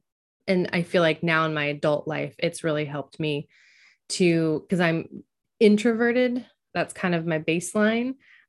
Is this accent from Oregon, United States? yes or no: yes; Oregon, United States; now in Washington, United States; The majority of my childhood was growing up in Oregon. So I grew up in Oregon, but now I live in Washington.